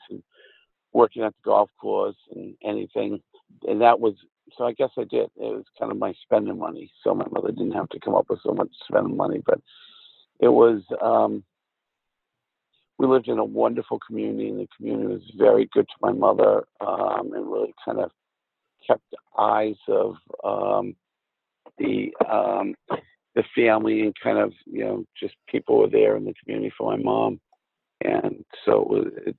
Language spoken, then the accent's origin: English; Cumberland, Maine, United States; also born or lived in Worcester, Massachusetts / Falmouth, Maine; And I grew up in Cumberland, Maine, which is a suburb of Portland, Maine. And I was born in Worcester, Massachusetts, but moved to Maine when I was 5 years old.